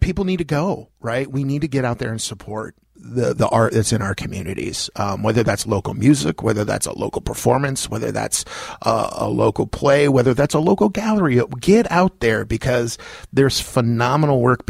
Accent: Loves Park, Illinois, United States; also born or lived in Roscoe / Beloit / Rockford; I was born in Loves Park, lived in Roscoe, lived in Beloit, lived in Rockford. I live in Roscoe now, so all over the place.

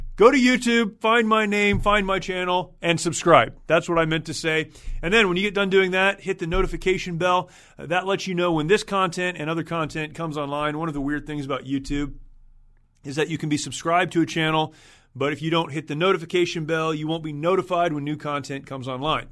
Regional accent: United States; As an American, as someone who is thankful, grateful for the opportunity to have served my country

